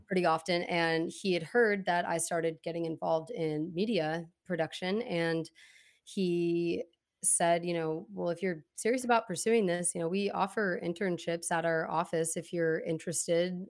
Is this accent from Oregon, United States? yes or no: yes; Portland, Oregon, United States; also born or lived in Corvallis; growing up in Portland, um, like I said, I moved around a lot, went to a ton of different schools